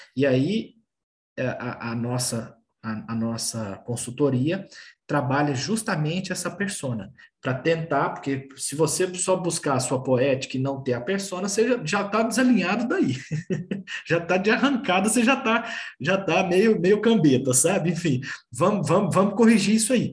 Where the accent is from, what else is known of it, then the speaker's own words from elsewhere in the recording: Brasília, Federal District, Brazil; also born or lived in Belo Horizonte; now in São Paulo, Brazil; eu sou natural de Brasília, morei em Brasília e morei em Belo Horizonte. Hoje moro em São Paulo